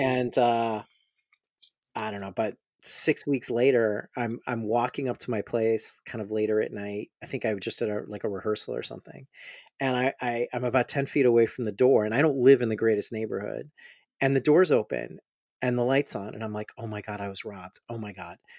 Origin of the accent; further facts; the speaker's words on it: Chicago, Illinois, United States; moved away as an adult; also born or lived in Austin, Texas / Houston, Texas; I'm from Chicago